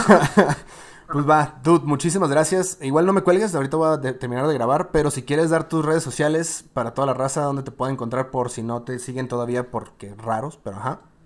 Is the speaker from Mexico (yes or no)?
yes; northern Mexico, Mexico; somos norteños